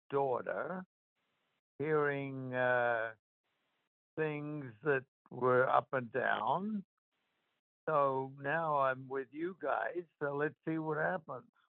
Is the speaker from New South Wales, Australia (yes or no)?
yes; Queanbeyan, New South Wales, Australia; moved away; I went back to my hometown, Queanbeyan, in Australia